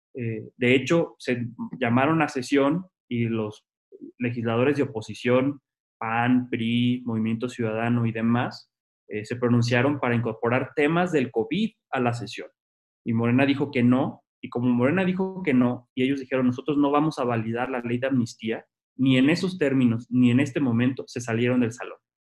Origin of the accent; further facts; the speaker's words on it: Tijuana, Baja California, Mexico; moved away as an adult; also born or lived in Mexico City; yo soy tijuanense, me vine a la Ciudad de México a estudiar la licenciatura